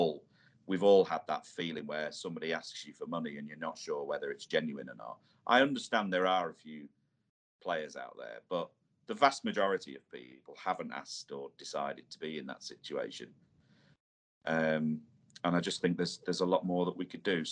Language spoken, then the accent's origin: English; Irthlingborough, East Midlands, United Kingdom; moved away as an adult; the village I grew up in Earthlinborough in Northamptonshire, that's where I grew up my first sort of 20 years of my life in the Midlands there.